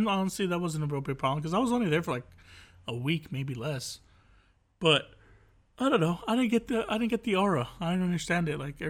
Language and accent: English; United States; I'm American.